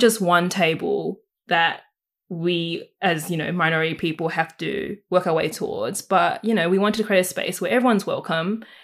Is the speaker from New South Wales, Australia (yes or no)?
yes; Sydney, New South Wales, Australia; I also was born in the Fairfield, Canterville, Camerata area and have been living here all my